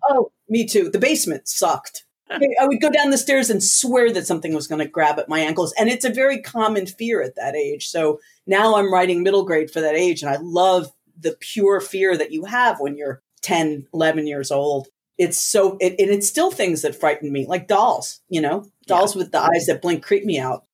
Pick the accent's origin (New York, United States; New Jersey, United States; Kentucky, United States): New Jersey, United States; also born or lived in Puerto Rico; growing up in the States